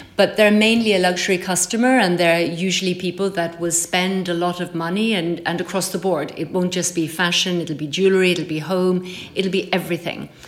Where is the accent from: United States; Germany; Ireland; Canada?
Ireland; moved away as an adult; now in Paris, France; growing up in Ireland in the countryside